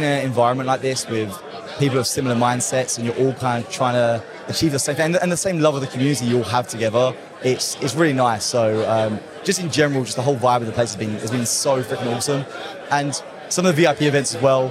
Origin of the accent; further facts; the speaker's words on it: England, United Kingdom; accent: British; I'm from England